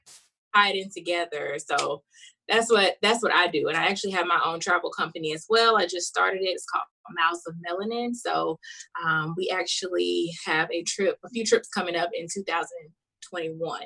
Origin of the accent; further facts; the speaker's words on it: South Carolina, United States; now in Los Angeles, United States; I'm from South Carolina, so it is hot and humid.